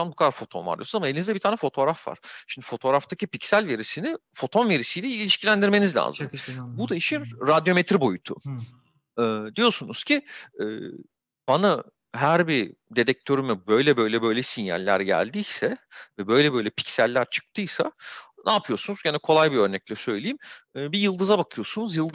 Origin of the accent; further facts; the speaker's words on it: İzmir, Turkey; E, ben de İzmirliyim.